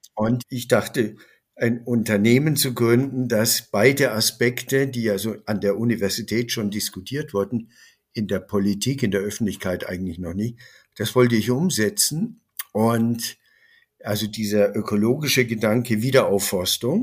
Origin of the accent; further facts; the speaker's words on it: Bavaria, Germany; Ich bin Bayer